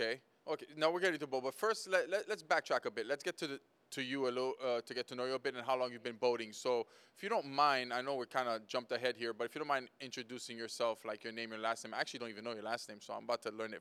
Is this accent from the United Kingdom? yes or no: no; Haiti; moved away; I've been around boats my whole life, so I grew up in Haiti. My grandfather had a boat, and a lot of people in Haiti have boats